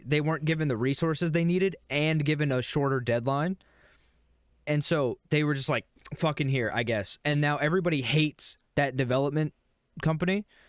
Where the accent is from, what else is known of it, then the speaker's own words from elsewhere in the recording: Virginia, United States; accent: Virginia; my accent, it's that, it's the Virginia accent